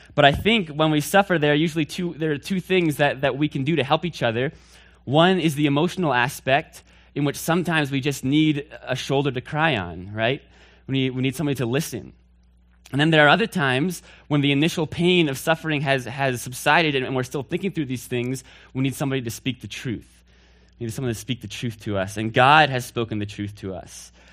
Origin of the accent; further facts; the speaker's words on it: Northfield, Massachusetts, United States; I'm from Northfield, Massachusetts. That's where I hail from